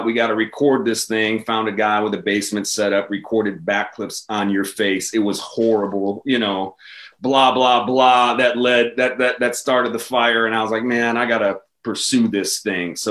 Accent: Chicago, Illinois, United States; I grew up on the South Side. I went to Bogan High School for a year

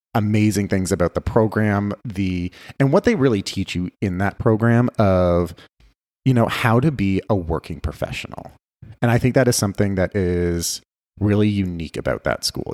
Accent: Guelph, Ontario, Canada; now in Las Vegas, United States; I grew up in Canada. I grew up in a, a small city just outside of Toronto called Guelph

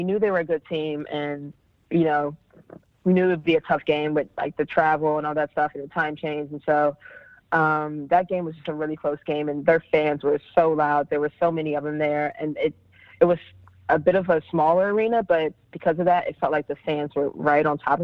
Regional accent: Maryland, United States; I grew up in Maryland, ACC country

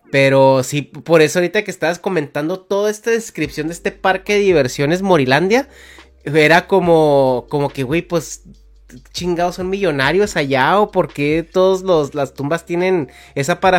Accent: northern Mexico, Mexico; eso no existe al menos en el norte del país. O sea, porque yo los cementerios que he conocido en, de donde soy son aburridos

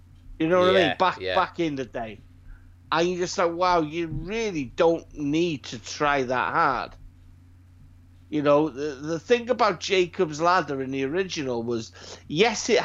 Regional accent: Wales, United Kingdom; Growing up being Welshman, proud Welshman

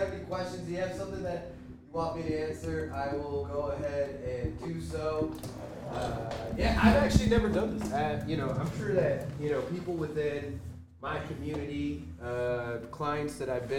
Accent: Chicago, Illinois, United States; moved away as an adult; also born or lived in Dallas, Texas; I was born in Chicago.

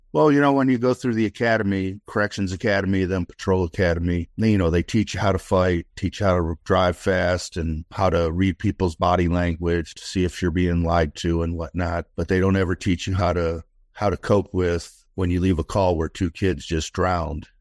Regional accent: Detroit, Michigan, United States; now in Austin, United States; I was raised in Detroit, Michigan in the sixties and seventies

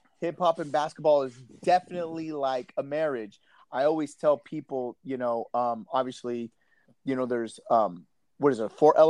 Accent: California, United States; because I'm from California

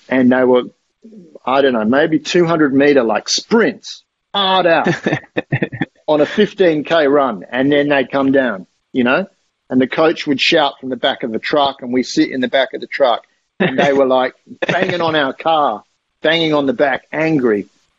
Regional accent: Kenya; the sort of elevated area of Nairobi where if you're not in Iten, then you're here, you know, like as a Kenyan.

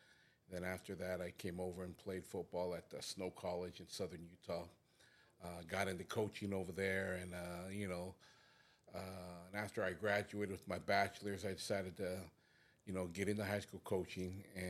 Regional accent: American Samoa; I'm originally from American Samoa. I come from a family of 17, traditional Polynesian families, real big

